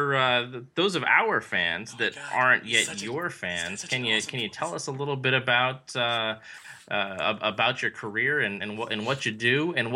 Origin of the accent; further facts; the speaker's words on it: San Diego, California, United States; moved away; all the way from San Diego, California, my hometown.